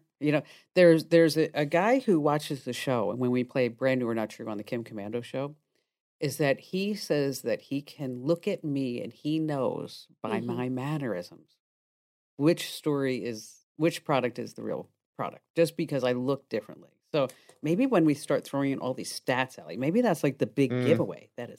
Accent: New Jersey, United States; Oh, so, okay. All right. I'm from New Jersey.

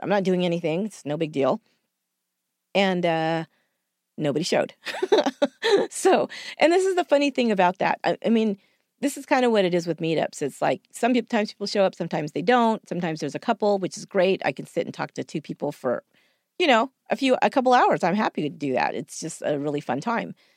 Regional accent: San Jose, California, United States; here in my hometown. I live in San Jose

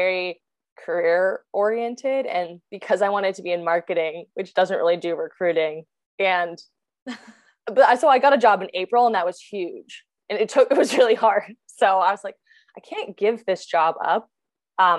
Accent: New Jersey, United States; moved away; I'm from New Jersey originally

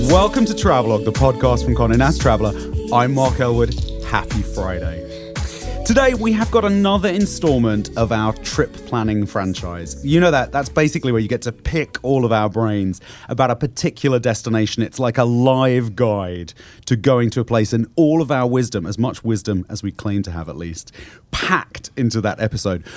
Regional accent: London, United Kingdom; moved away as an adult; now in United States; I grew up very nearby in Fitzrovia

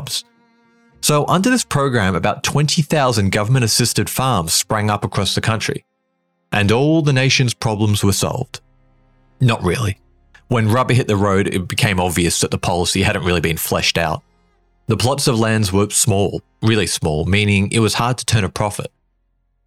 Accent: Australia; as an Aussie growing up

